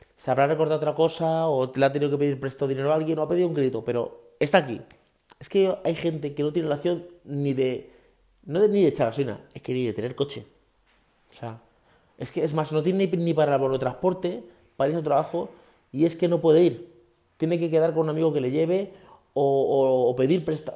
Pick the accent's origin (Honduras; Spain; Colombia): Spain; Guadalupe, Extremadura; en mi pueblo, en Guadalupe, en Cáceres